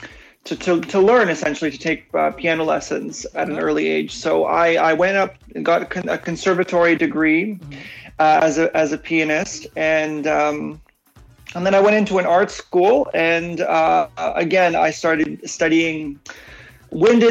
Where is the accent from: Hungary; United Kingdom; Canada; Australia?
Canada; Toronto, Ontario; moved away as an adult; also born or lived in Poland; now in Vancouver, Canada; I grew up in Toronto. I came to Toronto, Canada when I was 5 and then moved to Vancouver years ago